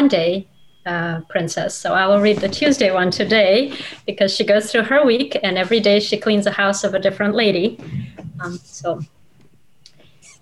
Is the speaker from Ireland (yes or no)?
no; Russia; first language Russian; English is a second language; moved away as an adult; now in United States; my best friend when I was growing up in Russia was Olga.